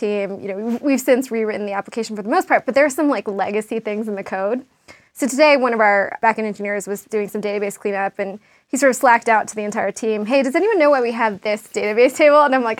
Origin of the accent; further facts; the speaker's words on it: New York, United States; I mean, I'm a New Yorker, I love it.